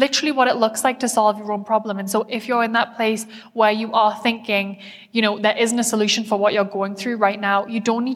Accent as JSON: {"language": "English", "country": "United Kingdom", "said": "I'm very British"}